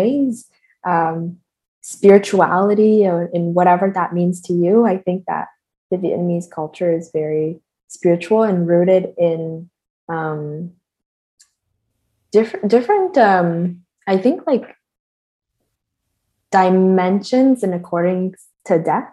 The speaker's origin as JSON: {"language": "English", "town": "Toronto", "region": "Ontario", "country": "Canada", "tie": "born or raised there", "moved": "as an adult", "lives_now": "Montreal, Canada", "said": "I am a filmmaker born and raised in Toronto, based in Montreal now"}